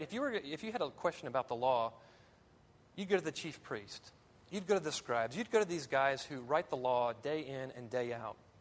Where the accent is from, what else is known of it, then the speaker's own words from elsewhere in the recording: American South, United States; American Southerners